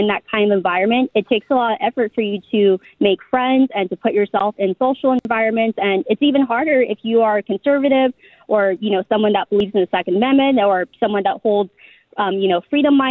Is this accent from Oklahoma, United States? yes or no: no; San Diego, California, United States; I grew up in San Diego and I also went to public schools and university here.